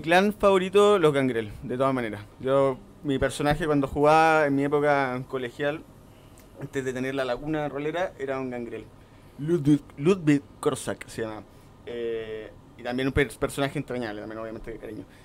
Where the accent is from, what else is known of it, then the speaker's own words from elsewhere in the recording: Coquimbo, Chile; moved away as an adult; now in Santiago, Chile; Yo soy de Coquimbo, ah. me vine a estudiar para Santiago